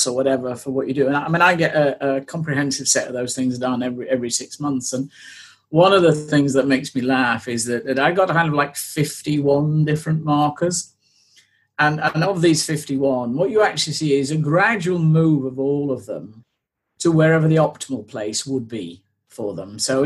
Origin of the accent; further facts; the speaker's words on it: United Kingdom; I am a British blonde who has spent 40 years avoiding the sun at all possible times because she will burn